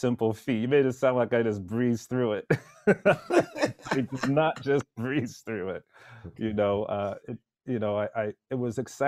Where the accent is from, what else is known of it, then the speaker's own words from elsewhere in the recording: Pointe-Claire, Quebec, Canada; also born or lived in Jamaica / northern Alberta; I grew up in a suburb of Montreal called Pointe-Claire